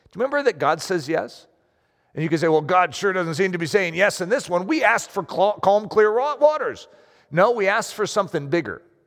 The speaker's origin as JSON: {"language": "English", "country": "United States", "said": "I'm American."}